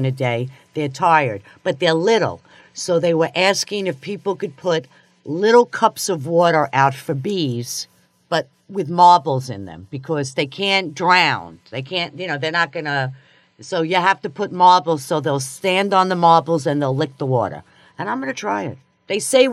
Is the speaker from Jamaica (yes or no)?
no; New York, United States; moved away; I'm from New York